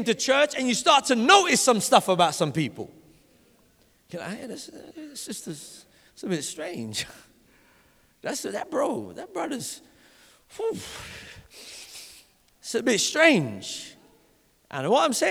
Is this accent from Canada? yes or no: no; London, United Kingdom; When I grew up in Vauxhall. And in Vauxhall, it's called the Vauxhall City Farm. And when I went to primary school in Vauxhall